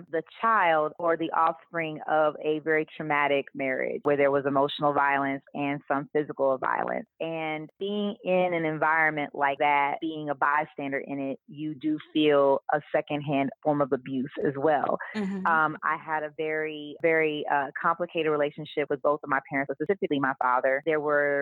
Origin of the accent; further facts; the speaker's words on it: Kansas City, Missouri, United States; I am from Kansas City, Missouri, KC